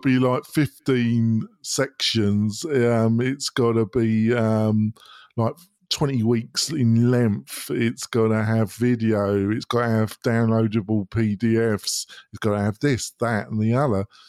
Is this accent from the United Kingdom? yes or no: yes; United Kingdom; moved away as an adult; now in United States; I'm not American. I was born in Britain. I came to America about twelve years ago.